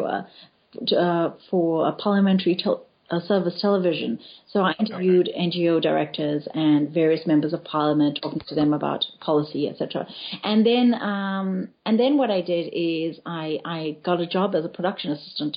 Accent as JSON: {"language": "English", "town": "Pietermaritzburg", "region": "KwaZulu-Natal", "country": "South Africa", "tie": "born or raised there", "also_born_or_lived": "Cape Town", "moved": "as an adult", "said": "I grew up in Pietermaritzburg, which is in KwaZulu-Natal, and in a very closed Indian community."}